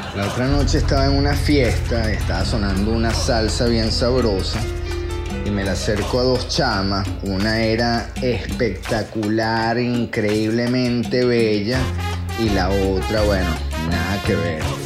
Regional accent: Venezuela; como venezolanos

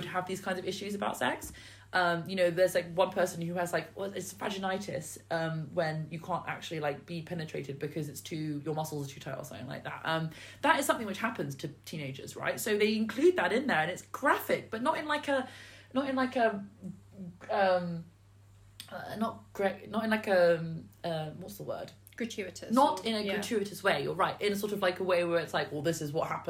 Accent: United Kingdom; As a British person

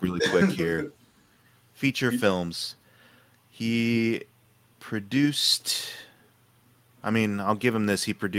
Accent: United Kingdom; I'm British. I don't understand what the difference is.

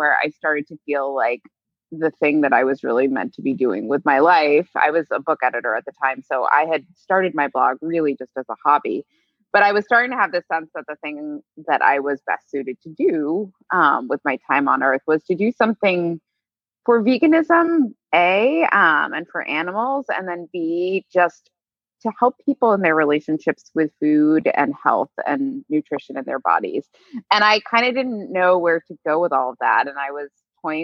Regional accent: New York City, New York, United States; I grew up in New York City, and I'm still here

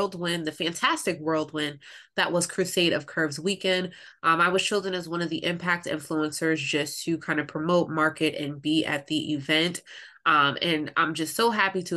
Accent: Pennsylvania, United States; I myself am from Pennsylvania

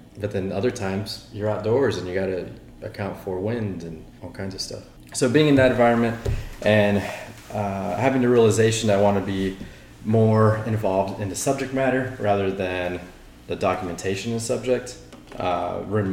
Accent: Austin, Texas, United States; also born or lived in San Francisco; Born and raised here in Austin

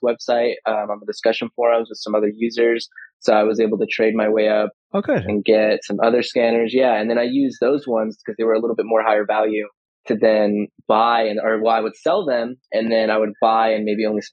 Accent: California, United States; I'm from California. I live in Ventura County

